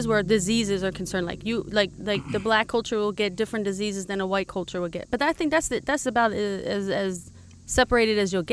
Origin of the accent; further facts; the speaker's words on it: California, United States; moved away; I was brought up diversity in California